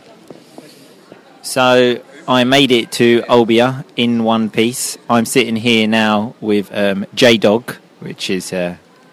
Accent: England, United Kingdom; we are English hooligans

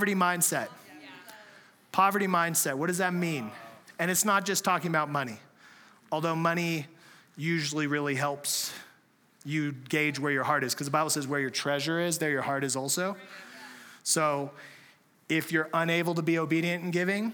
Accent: San Diego, California, United States; moved away; we're from San Diego originally

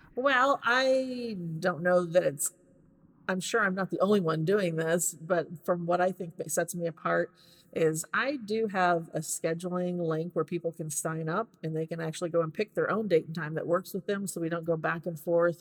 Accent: Hannibal, Missouri, United States; moved away as an adult; now in Nashville, United States; I am from Hannibal, Missouri originally. Just moved here to the Nashville area about two years ago.

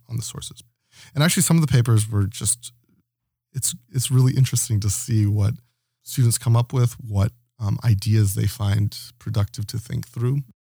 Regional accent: Toledo, Ohio, United States; moved away as an adult; also born or lived in Knoxville, Tennessee; now in Toronto, Canada; I was born in Toledo, Ohio

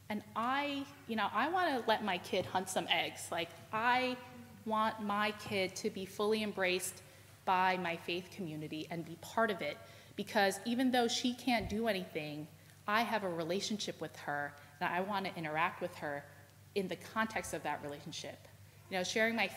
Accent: New York City, New York, United States; I was from New York City

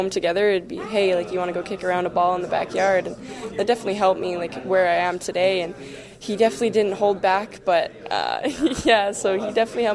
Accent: Chilliwack, British Columbia, Canada; also born or lived in Burnaby; leaving the West Coast and leaving my family and my hometown for the first time

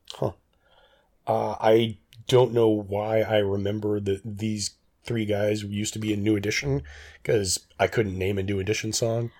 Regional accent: United States; I'm an American

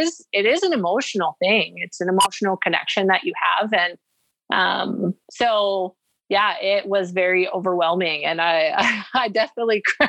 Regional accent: Arizona, United States; I'm from Arizona and Idaho

